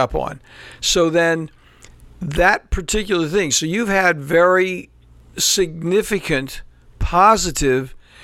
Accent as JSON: {"language": "English", "area": "Tidewater region", "region": "Virginia", "country": "United States", "said": "we're both from the Tidewater region"}